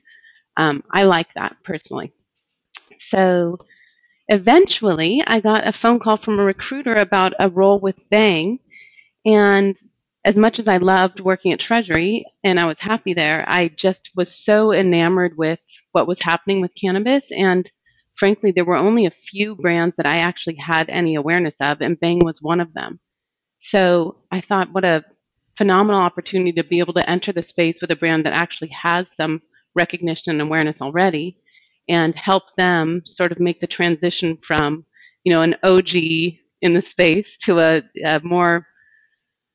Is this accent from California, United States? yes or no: yes; Northern California, United States; I grew up in Northern California